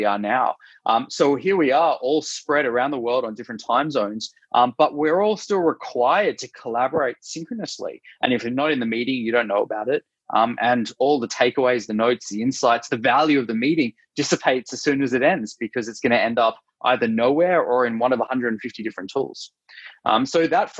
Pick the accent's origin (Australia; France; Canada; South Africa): Australia; accent: Australian; moved away as an adult; now in San Francisco, United States; I'm Australian originally, as you can hear from my accent, based in San Francisco.